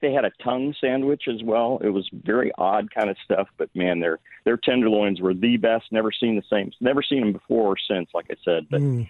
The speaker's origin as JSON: {"language": "English", "town": "Independence", "region": "Missouri", "country": "United States", "tie": "born or raised there", "said": "I grew up in Independence, Missouri"}